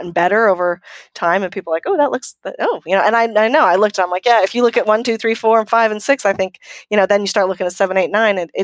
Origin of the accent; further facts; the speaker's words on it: Canada; I'm from Canada